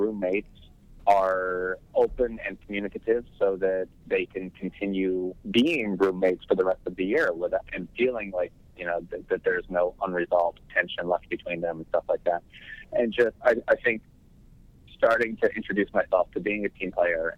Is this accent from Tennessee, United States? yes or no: yes; Tennessee, United States; moved away; I lived in the middle of nowhere. I grew up in Tennessee